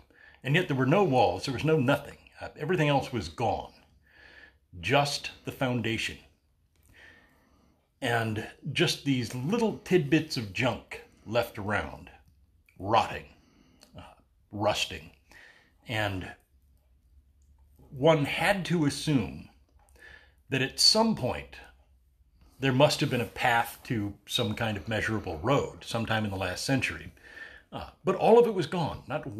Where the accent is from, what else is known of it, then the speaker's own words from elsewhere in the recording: Battle Creek, Michigan, United States; Hey, way out behind the house I grew up in Battle Creek, there was, in the interzone between the next street and mine